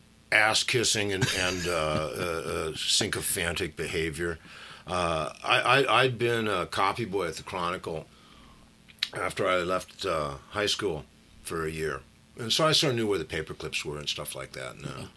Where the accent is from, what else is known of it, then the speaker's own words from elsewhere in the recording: Berkeley, California, United States; Grew up is not quite the right term, but I was born and raised in Berkeley.